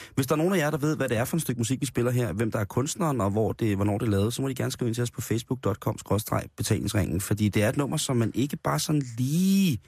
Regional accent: Roskilde, Zealand, Denmark; jeg er barn af provinsen, jeg er fra Roskilde

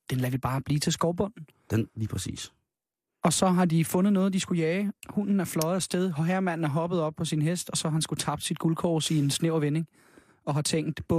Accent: Copenhagen, Capital Region of Denmark, Denmark; jeg er jo født og opvokset på Christiania

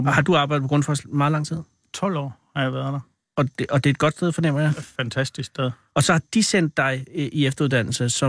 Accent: Jutland, Denmark; Ja, jeg er fra Jylland.

